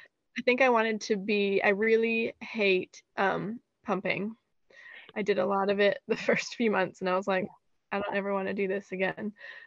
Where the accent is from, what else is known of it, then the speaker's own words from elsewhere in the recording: Goodlettsville, Tennessee, United States; moved away as an adult; also born or lived in Seattle; We grew up in Goodlettsville.